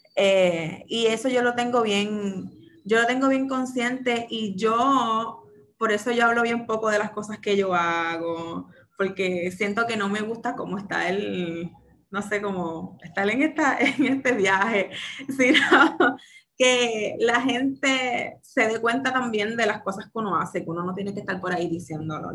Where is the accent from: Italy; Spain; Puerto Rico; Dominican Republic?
Puerto Rico; San Juan; soy nacida y criada en Santurce, específicamente en Barrio Obrero